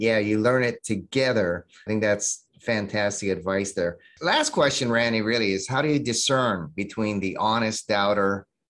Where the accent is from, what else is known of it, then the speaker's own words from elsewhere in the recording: Hawaii, United States; my home state of Hawaii